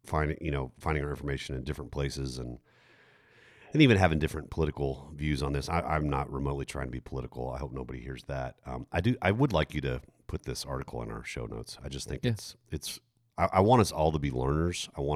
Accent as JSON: {"language": "English", "country": "Germany", "tie": "born or raised there", "said": "I mean, yeah, I grew up in Germany in the 1980s."}